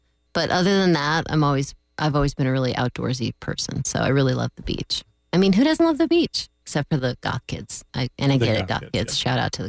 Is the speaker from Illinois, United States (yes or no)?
no; Florida, United States; also born or lived in California; Yeah, I've lived in Florida almost my whole life. I was born in California.